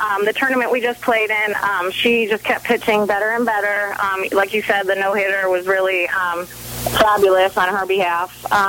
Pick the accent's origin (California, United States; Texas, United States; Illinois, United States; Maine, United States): California, United States; Southern; moved away as an adult; now in Savannah, United States; I grew up in Southern California